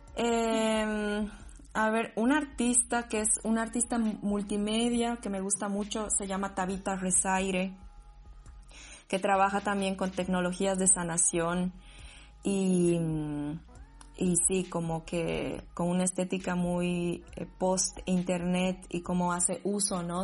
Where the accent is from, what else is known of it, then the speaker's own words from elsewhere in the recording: Sucre, Chuquisaca, Bolivia; moved away as an adult; now in Berlin, Germany; siempre me han dicho de dónde eres, yo qué, pero si soy de aquí